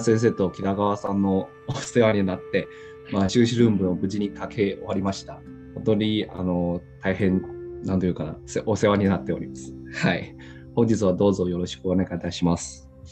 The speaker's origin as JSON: {"language": "Japanese", "country": "China", "second_language": "Japanese", "moved": "as an adult", "lives_now": "Japan", "said": "中国から来た留学生"}